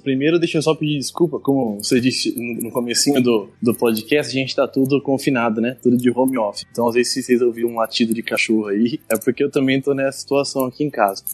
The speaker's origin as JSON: {"language": "Portuguese", "town": "São Manuel", "region": "São Paulo", "country": "Brazil", "tie": "born or raised there", "also_born_or_lived": "Ilha Solteira / Passo Fundo / Lucas do Rio Verde / Tangará da Serra", "moved": "as an adult", "said": "sou natural de São Manuel"}